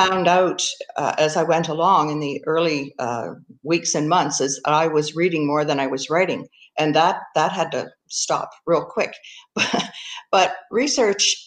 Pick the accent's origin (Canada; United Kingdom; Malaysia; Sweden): Canada